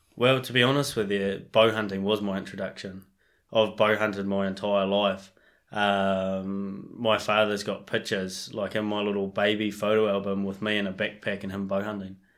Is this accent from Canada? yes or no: no; Marlborough Sounds, New Zealand; now in Canterbury, New Zealand; I, I grew up in the Marlborough Sounds so I grew up chasing deer and pigs